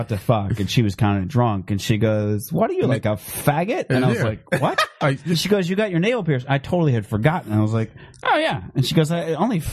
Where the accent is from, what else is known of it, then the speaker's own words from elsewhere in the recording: Phoenix, Arizona, United States; I grew up in Phoenix where there was a lot of sun